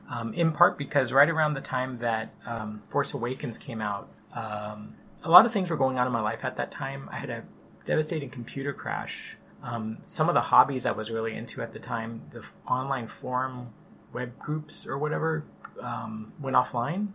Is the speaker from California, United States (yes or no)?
yes; San Jose, California, United States; we grew up in San Jose